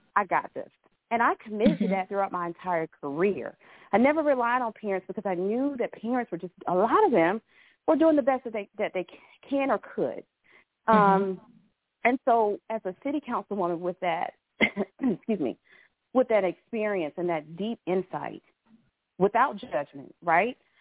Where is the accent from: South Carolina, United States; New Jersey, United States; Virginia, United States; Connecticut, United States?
South Carolina, United States; Columbia; I was born and raised here in Columbia, South Carolina.